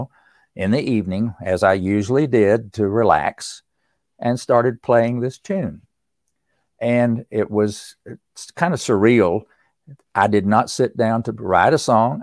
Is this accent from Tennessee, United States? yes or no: yes; East Tennessee, United States; growing up in East Tennessee